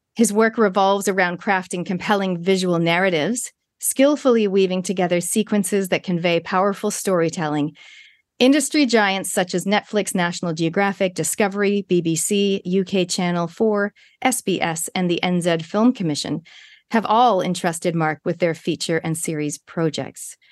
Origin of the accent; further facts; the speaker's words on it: Toronto, Ontario, Canada; now in New Zealand; Canada, where I'm originally from. I'm from Toronto